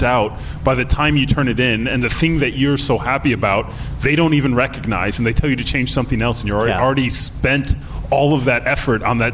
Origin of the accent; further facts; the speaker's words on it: Chicago, Illinois, United States; now in California, United States; Chicago's my hometown